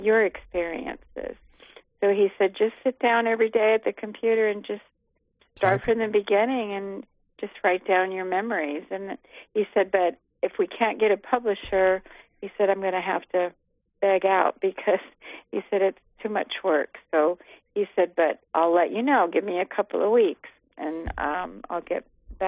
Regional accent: Los Angeles, California, United States; growing up in Hollywood

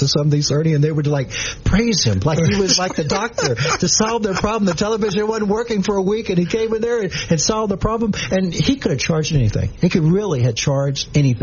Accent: Shreveport, Louisiana, United States; I was growing up in Shreve Island

